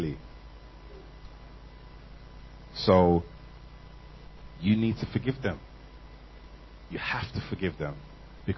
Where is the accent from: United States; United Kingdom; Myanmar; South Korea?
United Kingdom; London; I'm from England. South London.